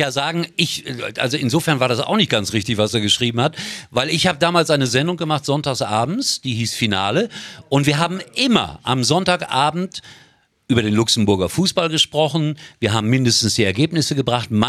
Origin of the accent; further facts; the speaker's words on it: Gelsenkirchen, North Rhine-Westphalia, Germany; born there; ich bin gebürtiger Schalker da ist er mein Schalker mein Schalker ja. Also, und insofern ist das auch mein Heimatverein